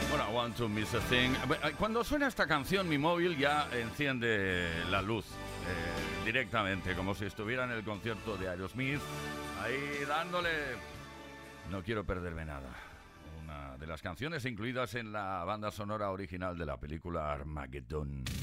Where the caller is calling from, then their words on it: Cartagena, Region of Murcia, Spain; de Cartagena.